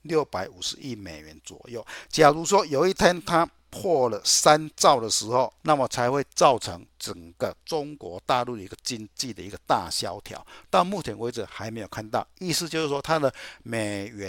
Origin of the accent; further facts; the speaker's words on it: Chiayi, Taiwan; 大家好，我是嘉义的